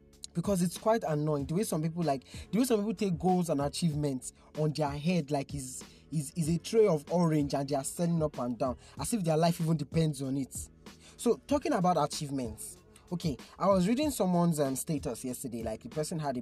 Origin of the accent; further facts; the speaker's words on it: Nigeria; It was crazy being a Nigerian in 2020